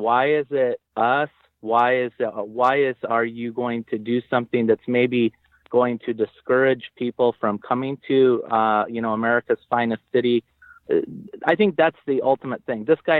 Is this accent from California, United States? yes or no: yes; El Cajon, California, United States; where I grew up in El Cajon or in East County, San Diego